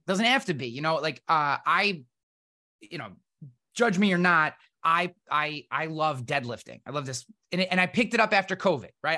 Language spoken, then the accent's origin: English; East Coast, United States; I'm from the East Coast and Irish and country